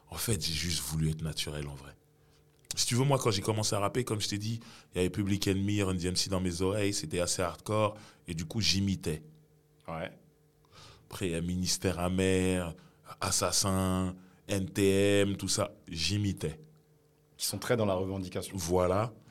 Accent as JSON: {"language": "French", "country": "Cameroon", "said": "Après, je me suis dit, mais en tant que Camerounais"}